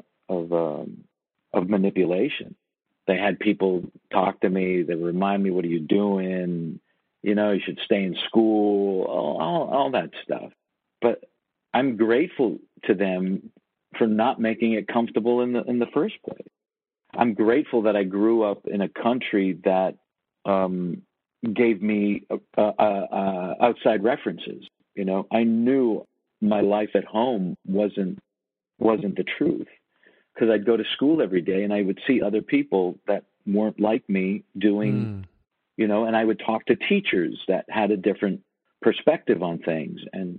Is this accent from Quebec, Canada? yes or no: no; Toronto, Ontario, Canada; moved away as an adult; also born or lived in New York; I moved away from Toronto